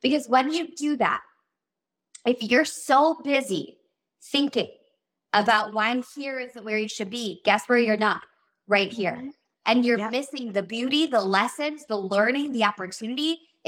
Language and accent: English; Milwaukee, Wisconsin, United States; I don't know anybody in Hollywood. I'm from Milwaukee, Wisconsin.